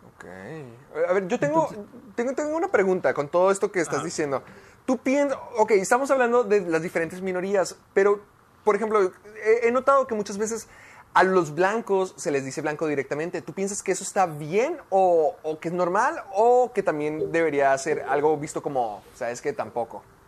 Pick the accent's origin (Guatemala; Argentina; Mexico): Mexico; tú y yo somos latinos, tú y yo somos mexicanos